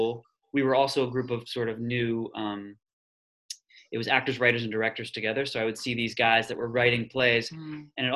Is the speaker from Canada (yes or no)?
no; Columbia, Maryland, United States; I'm from Columbia, Maryland, which is between Baltimore and DC